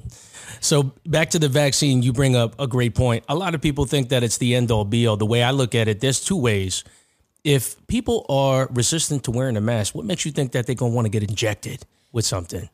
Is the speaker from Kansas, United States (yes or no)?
no; New York, United States; everyone knows you're from New York